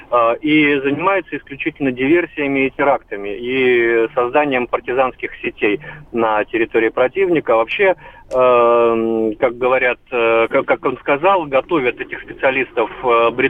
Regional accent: Crimea, Ukraine; я сама э, крымчанка, дочь офицера.

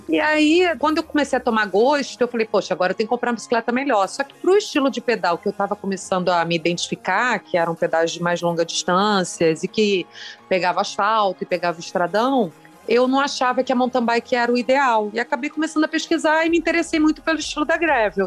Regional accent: Rio de Janeiro, Brazil; Fui a única carioca aí do evento

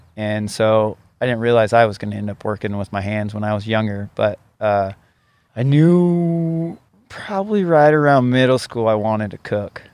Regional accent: Ellensburg, Washington, United States; also born or lived in Seattle; I grew up uh, in Ellensburg, Washington

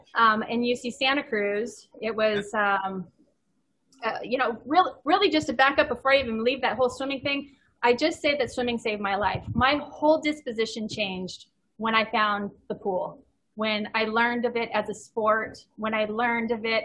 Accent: Ontario, California, United States; I grew up in Ontario, California. It's about 70, 80 miles east

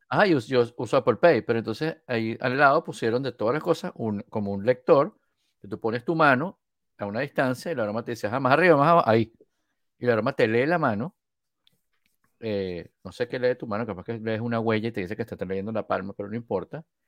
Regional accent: Venezuela; venezolano de Venezuela.

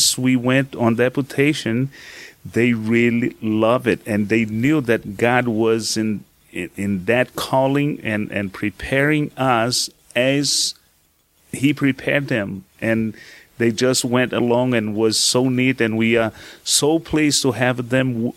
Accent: Brazil; moved away as an adult; also born or lived in New York, United States; I was born in Brazil, and I came into the U.S.

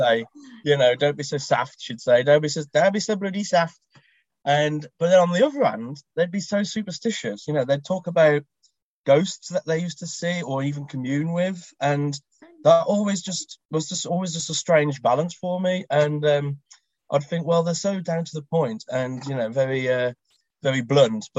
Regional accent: Black Country, West Midlands, United Kingdom; I was born and bred in the Black Country, which is in the West Midlands

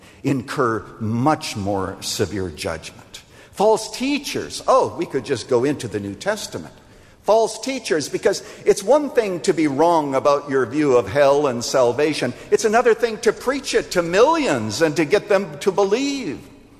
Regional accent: Iowa, United States; We used to do them all the time when we were growing up in Iowa.

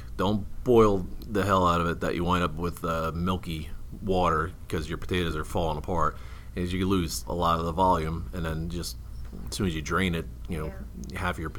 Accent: East Coast, United States; I came from the East Coast, but nah, I don't want that.

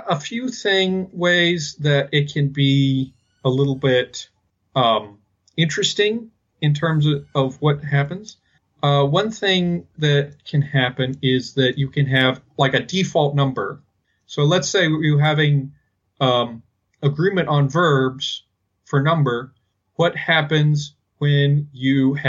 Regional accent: United States; accent: American English; we're both American English speakers

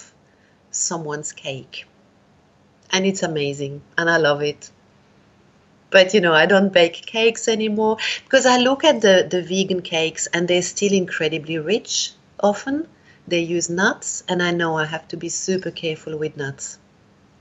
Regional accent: Switzerland; also born or lived in India; now in Australia; I'm from Switzerland originally, but I came to Australia

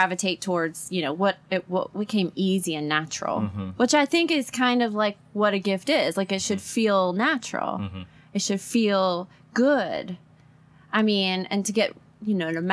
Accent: Port Arthur, Texas, United States; I grew up in Port Arthur, Texas

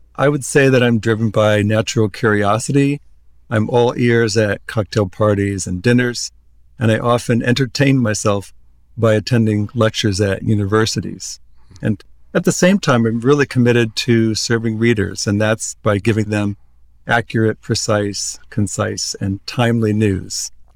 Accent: Iowa, United States; moved away as an adult; now in Palm Springs, United States; I grew up in Iowa, but I moved here a couple of years ago with my partner

